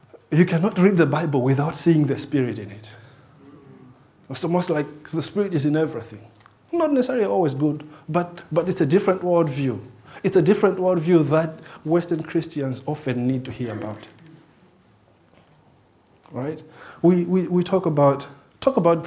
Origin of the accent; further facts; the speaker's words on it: Malawi; moved away as an adult; also born or lived in Switzerland; growing up in Malawi, you don't know what it means to be rich.